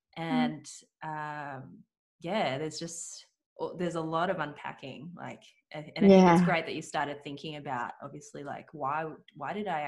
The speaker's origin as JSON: {"language": "English", "country": "Australia", "tie": "born or raised there", "first_language": "Cantonese", "second_language": "English", "said": "I was born in Australia. I remember going to school at, well, you know, going to pre-prep or kinder, like, and I actually didn't know any English. So I grew up with my grandma was looking after me. And so I only spoke Cantonese."}